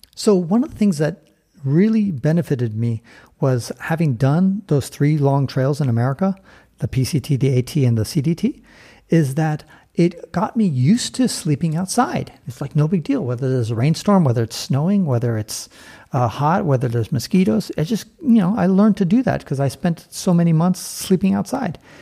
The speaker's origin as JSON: {"language": "English", "town": "San Francisco", "region": "California", "country": "United States", "tie": "born or raised there", "moved": "yes", "said": "I was born and raised in San Francisco"}